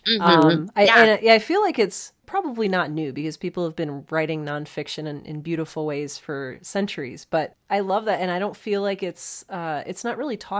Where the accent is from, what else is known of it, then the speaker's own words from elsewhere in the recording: Cleveland, Ohio, United States; I grew up in Cleveland, Ohio